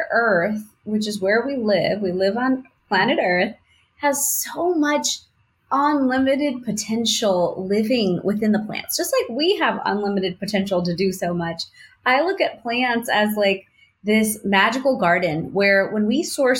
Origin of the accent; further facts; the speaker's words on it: India; I thought, well, I'm Indian. I've eaten turmeric my whole life.